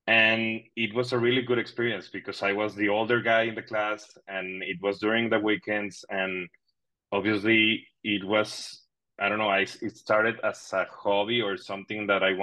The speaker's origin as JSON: {"language": "English", "town": "Monterrey", "region": "Nuevo León", "country": "Mexico", "tie": "born or raised there", "second_language": "English", "moved": "as an adult", "lives_now": "Madrid, Spain", "said": "Monterrey, my hometown."}